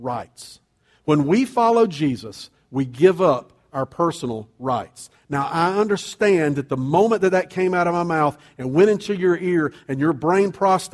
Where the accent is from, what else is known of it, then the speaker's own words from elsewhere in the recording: United States; I'm an American